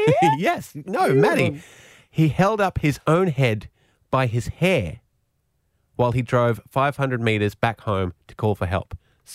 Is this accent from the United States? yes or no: no; Australia; Because we're a tough nation, right? We're a tough nation of manly men doing manly things.